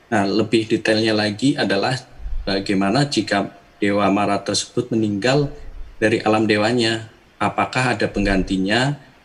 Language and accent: Indonesian; Jakarta, Indonesia; dari Jakarta.